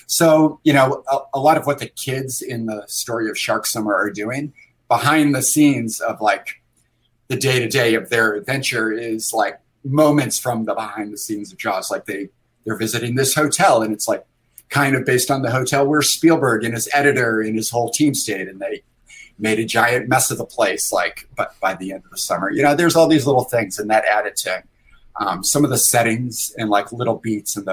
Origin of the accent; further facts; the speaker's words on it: Sandy Creek, New York, United States; I grew up in upstate New York, but my family is from the Boston area.